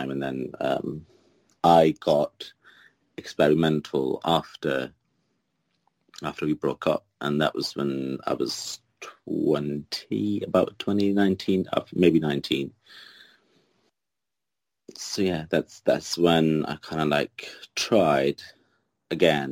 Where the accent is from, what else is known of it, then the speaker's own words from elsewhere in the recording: Kuwait; now in United Kingdom; But I was born there